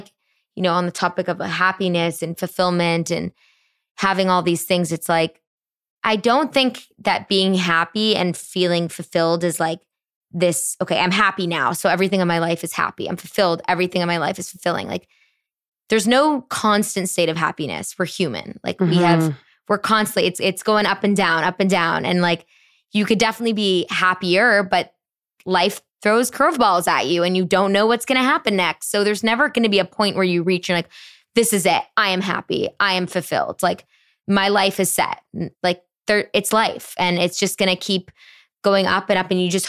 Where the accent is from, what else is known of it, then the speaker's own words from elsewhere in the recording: Canada; moved away as an adult; now in New York City, United States; I'm Canadian